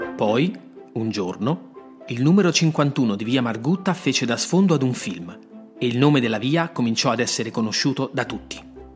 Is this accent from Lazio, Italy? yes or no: yes; Rome, Lazio, Italy; born or raised there